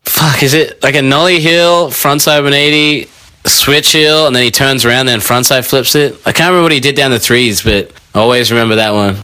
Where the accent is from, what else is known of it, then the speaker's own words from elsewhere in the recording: Sydney, New South Wales, Australia; I'm from Sydney